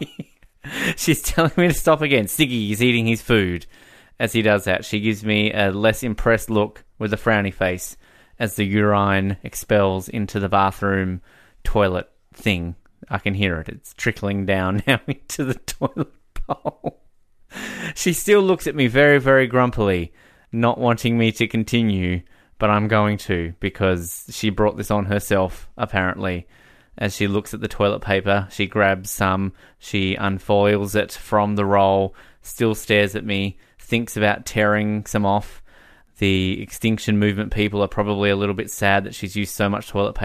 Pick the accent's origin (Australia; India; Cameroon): Australia; moved away as an adult; now in Canada; as an Australian